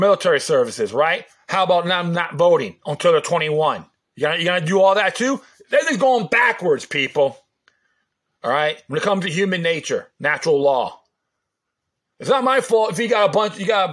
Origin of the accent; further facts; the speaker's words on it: New York City, New York, United States; now in Florida, United States; I was born in Brooklyn